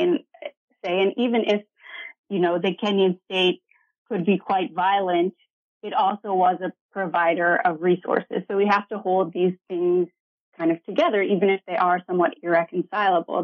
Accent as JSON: {"language": "English", "region": "Ohio", "country": "United States", "tie": "born or raised there", "also_born_or_lived": "Iowa / Georgia / Ghana / Lesotho", "moved": "as an adult", "said": "so I grew up in Ohio in a small college town"}